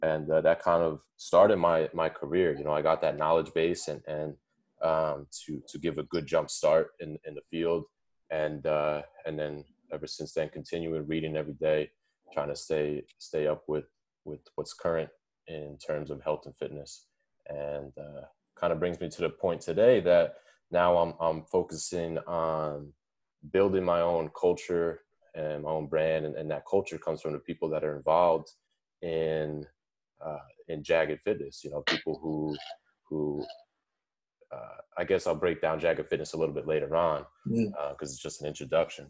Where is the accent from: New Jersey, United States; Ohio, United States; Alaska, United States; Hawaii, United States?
New Jersey, United States; moved away; also born or lived in Portland, Oregon; I born and raised in New Jersey and moved around a little bit as I grew up. Kind of grew up at the shore, then moved out to Portland, Oregon, and then moved back to Jersey a couple years ago.